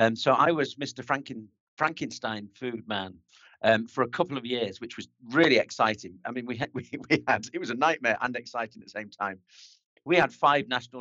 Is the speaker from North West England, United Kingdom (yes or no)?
yes; near Manchester, North West England, United Kingdom; accent: north of England; moved away as an adult; also born or lived in Basel, Switzerland; now in Alsace, France; I was brought up in the north of England near to Manchester